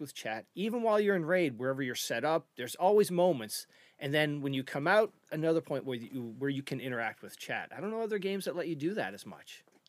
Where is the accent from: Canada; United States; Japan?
Canada; Eastern Canada; we're from Eastern Canada.